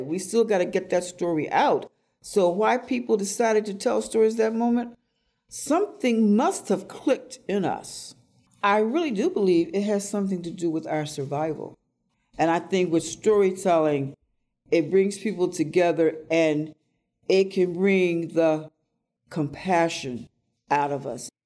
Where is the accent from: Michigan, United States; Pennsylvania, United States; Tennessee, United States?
Tennessee, United States; now in Baltimore, United States; I invite people to come to the land where I was born. Come down to Tennessee and meet my family who is there. Meet the people. Meet Mama Minot. Meet the people I grew up